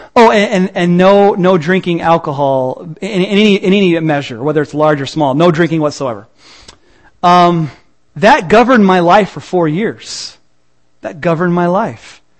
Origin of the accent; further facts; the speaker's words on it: Peoria, Illinois, United States; I'm from Peoria